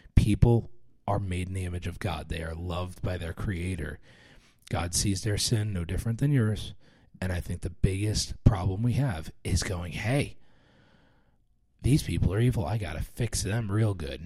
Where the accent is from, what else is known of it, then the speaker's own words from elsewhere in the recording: New York, United States; I, I grew up around New York